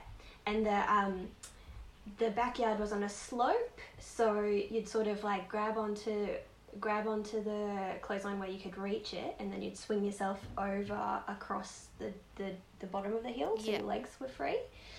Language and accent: English; Queensland, Australia; I'm from Queensland.